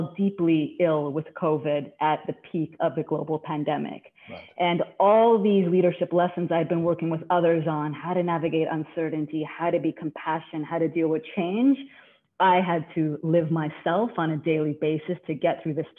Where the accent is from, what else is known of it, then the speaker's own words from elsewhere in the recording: Canada; now in New York, United States; I've been in New York long enough now, so I've lost a little bit of the Canadian, but I'm still Canadian at heart.